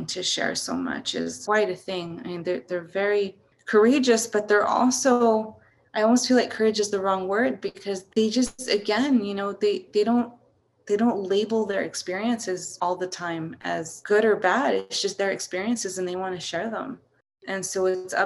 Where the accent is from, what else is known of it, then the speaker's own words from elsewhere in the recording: El Paso, Texas, United States; moved away as an adult; also born or lived in San Francisco / Juarez; I was born in El Paso and grew up in El Paso, just going over to Juarez to visit family.